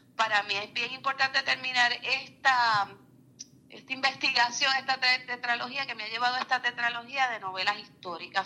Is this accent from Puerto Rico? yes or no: yes; Puerto Rico; nuestra memoria histórica como puertorriqueños, como mujeres, como eh, afrodescendientes.